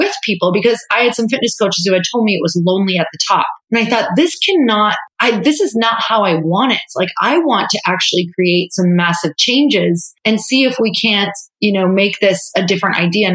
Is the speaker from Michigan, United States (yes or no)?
yes; Upper Michigan, United States; moved away as an adult; now in California, United States; I was raised in a really religious family in a really small town. And so I'm from Upper Michigan, tiny town